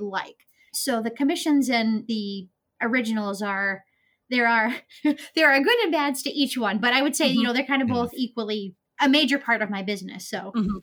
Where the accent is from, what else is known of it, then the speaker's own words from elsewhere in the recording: Maine, United States; also born or lived in Florida; I was born and raised in Maine. Um, I lived down in Florida for a few years, but I'm now back in Maine.